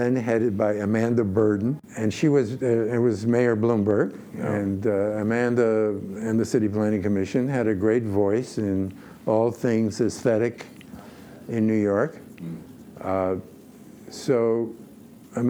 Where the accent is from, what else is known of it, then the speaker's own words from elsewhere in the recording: Poland; moved away; I was born in Poland